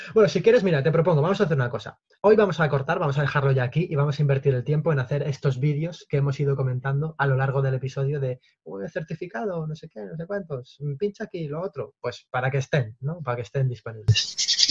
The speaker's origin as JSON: {"language": "Spanish", "town": "Toledo", "region": "Castilla-La Mancha", "country": "Spain", "said": "yo soy de Toledo"}